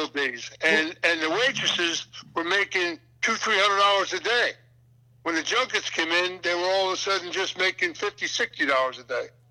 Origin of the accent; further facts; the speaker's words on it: Philadelphia, Pennsylvania, United States; moved away; also born or lived in New Jersey / New York / Boston; when I was a kid and I was raised up in Philadelphia